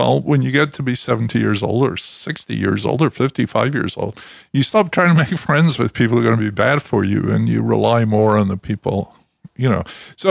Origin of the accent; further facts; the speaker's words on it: Scotland, United Kingdom; now in New Jersey, United States; you know, I grew up in Scotland.